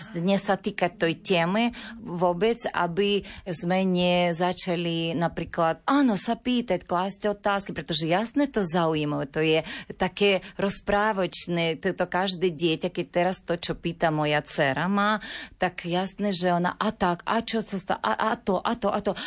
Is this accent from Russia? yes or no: no; Ukraine; Slovak is a second language; moved away as an adult; now in Slovakia; vyrastala som zo Sovjetského zväzu